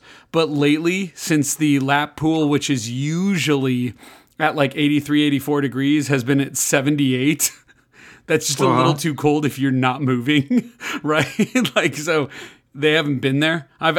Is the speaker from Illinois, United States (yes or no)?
yes; Libertyville, Illinois, United States; I grew up in Libertyville, Illinois. Went to Libertyville High School, the Wildcats.